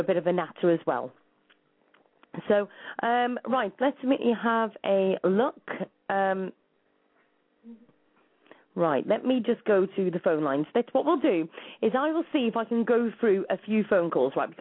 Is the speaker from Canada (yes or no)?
no; United Kingdom; I'm from the UK